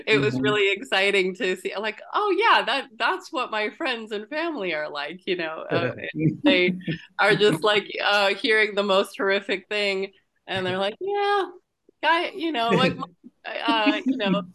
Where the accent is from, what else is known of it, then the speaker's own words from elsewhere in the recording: Midwest, United States; I'm from the Midwest, too